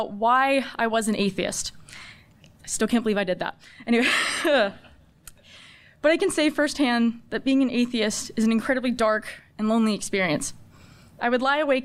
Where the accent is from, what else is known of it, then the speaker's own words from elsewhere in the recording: San Diego, California, United States; I'm from San Diego, California. And faith was a minuscule part of my life growing up